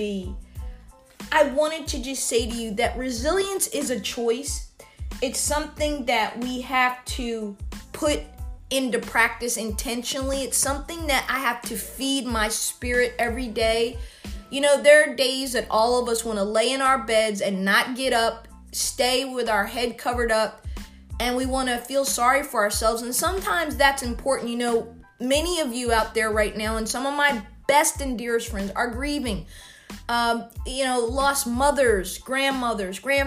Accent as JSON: {"language": "English", "country": "United States", "said": "being an American"}